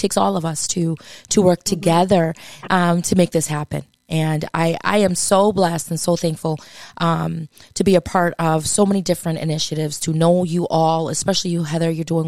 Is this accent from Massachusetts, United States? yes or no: yes; Massachusetts, United States; I did it, and I'm from Massachusetts.